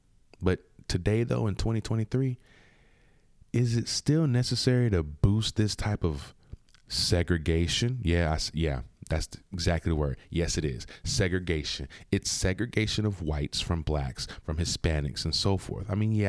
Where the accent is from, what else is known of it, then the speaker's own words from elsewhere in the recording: United States; We're born in America. Therefore, we are American.